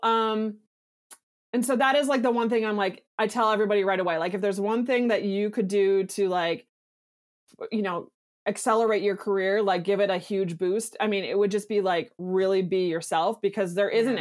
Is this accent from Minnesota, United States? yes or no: yes; Minneapolis, Minnesota, United States; I'm nobody from Minneapolis, Minnesota